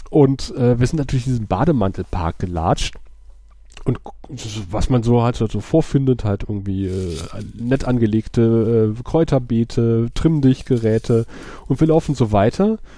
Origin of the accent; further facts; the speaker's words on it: Aachen, North Rhine-Westphalia, Germany; weil ich bin ja in der Grenzregion aufgewachsen, wenn du halt in Aachen bist und du fährst irgendwie Walser Quartier nach Wals rüber.